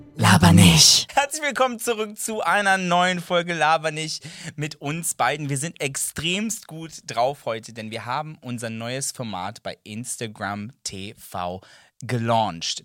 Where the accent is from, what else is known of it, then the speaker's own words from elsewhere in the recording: Serbia; German is a second language; ich bin Serbe. Ähm, das ist nicht meine erste Sprache